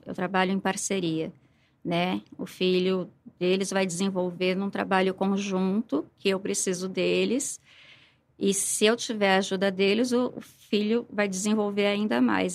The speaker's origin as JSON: {"language": "Portuguese", "region": "São Paulo", "country": "Brazil", "moved": "as an adult", "lives_now": "Ribeirão Preto, Brazil", "said": "eu sou paulistana, comecei a lecionar em São Paulo"}